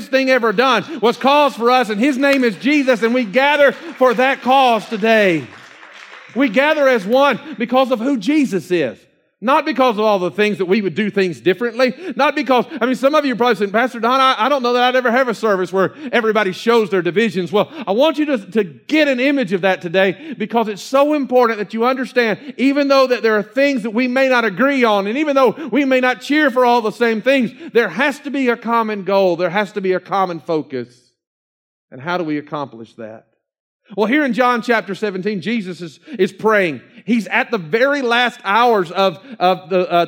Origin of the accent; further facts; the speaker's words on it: Georgia, United States; also born or lived in South Carolina; even though Georgia is my home state, it's not the place of my birth, and so I'm a South Carolinian